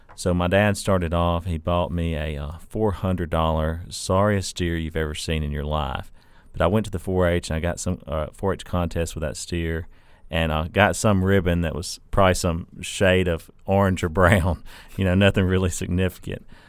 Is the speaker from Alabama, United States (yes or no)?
yes; North Alabama, United States; now in Mississippi, United States; grew up as a four H-er in a, a small town in North Alabama